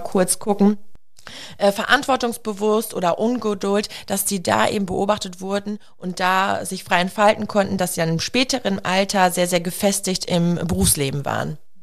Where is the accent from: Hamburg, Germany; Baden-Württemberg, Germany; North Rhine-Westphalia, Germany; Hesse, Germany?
North Rhine-Westphalia, Germany; a village near Münster; wir kommen ja aus dem Dorf, nach Münster gefahren